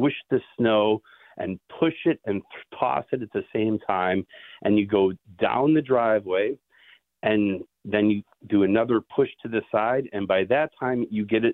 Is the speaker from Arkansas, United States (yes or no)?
no; Buffalo, New York, United States; now in Pittsburgh, United States; I grew up in Buffalo